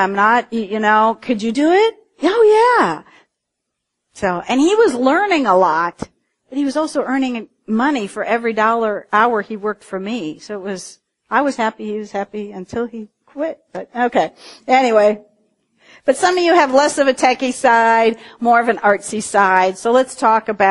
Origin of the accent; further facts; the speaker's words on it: Cincinnati, Ohio, United States; I was in my hometown of Cincinnati